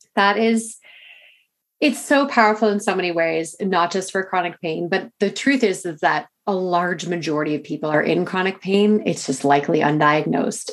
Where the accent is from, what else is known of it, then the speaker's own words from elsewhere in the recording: Canada; I'm Canadian